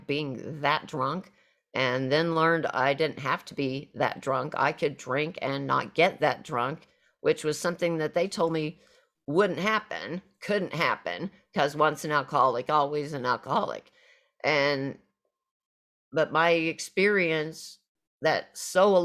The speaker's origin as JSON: {"language": "English", "region": "Southwest Missouri", "country": "United States", "tie": "born or raised there", "moved": "as an adult", "said": "home for me was back to my hometown of area of Southwest Missouri"}